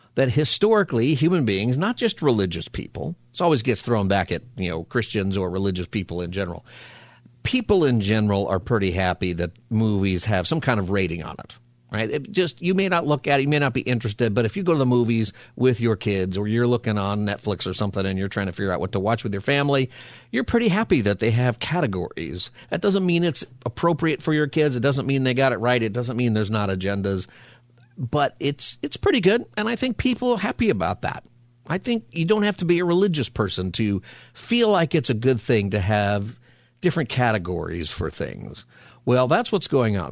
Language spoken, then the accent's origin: English; Palmdale, California, United States; I'm from Palmdale, which is a great place to be from